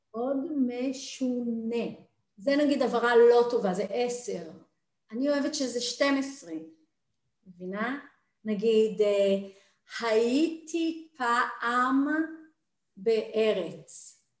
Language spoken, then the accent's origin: Hebrew; Jerusalem, Jerusalem District, Israel; moved away; also born or lived in New York / Tel Aviv; אני ירושלמית במקור